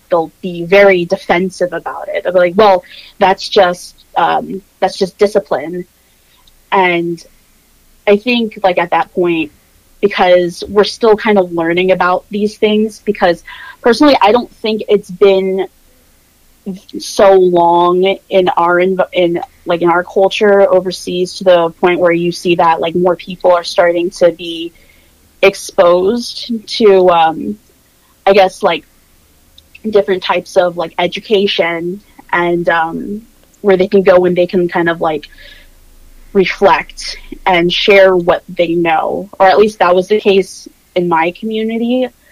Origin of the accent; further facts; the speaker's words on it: Norfolk, Virginia, United States; accent: general American; I grew up in Virginia Beach, Norfolk, Virginia, very heavy military presence